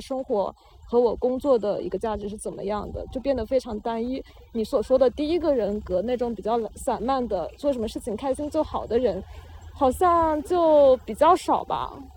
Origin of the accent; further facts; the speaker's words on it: China; 我们在大陆土生土长的人